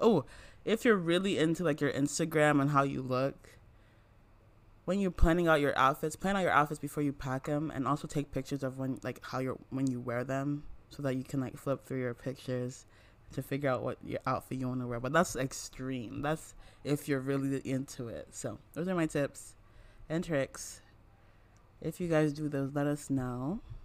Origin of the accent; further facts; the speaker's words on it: Nigeria; I'm from Nigeria